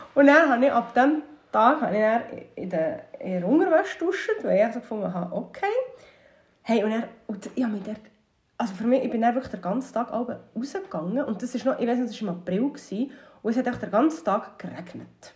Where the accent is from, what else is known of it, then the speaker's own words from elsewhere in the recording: Habstetten, Bern, Switzerland; dort wo ich aufgewachsen bin, in Habstetten